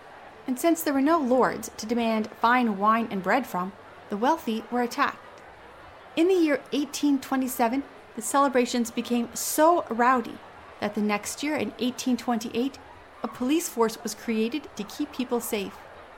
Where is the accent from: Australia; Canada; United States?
Canada; As a Canadian